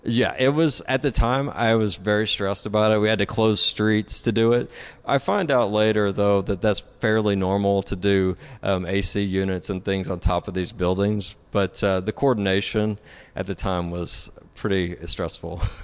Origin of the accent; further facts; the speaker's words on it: Tennessee, United States; moved away as an adult; now in Dallas, United States; I'm originally from Tennessee.